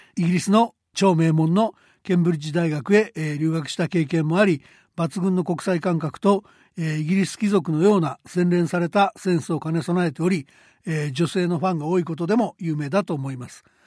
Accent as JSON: {"language": "Japanese", "region": "Hanshin area", "country": "Japan", "tie": "born or raised there", "said": "大学卒業まで阪神間で、え育った私"}